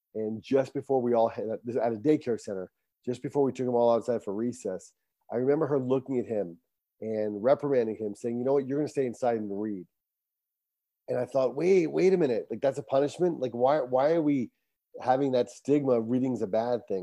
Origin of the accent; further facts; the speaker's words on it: Barrington, Rhode Island, United States; I was born and raised in Barrington, Rhode Island